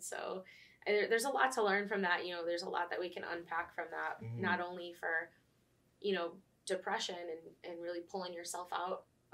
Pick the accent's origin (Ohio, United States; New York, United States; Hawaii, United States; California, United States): New York, United States; Buffalo; moved away; I'm originally from Buffalo, New York